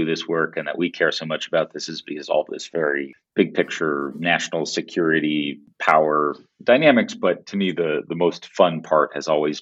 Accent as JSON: {"language": "English", "town": "Palo Alto", "region": "California", "country": "United States", "tie": "born or raised there", "said": "I grew up partly in Palo Alto"}